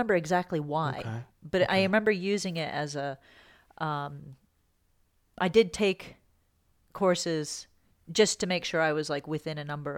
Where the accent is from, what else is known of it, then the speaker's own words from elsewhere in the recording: Michigan, United States; I'm from Michigan, right?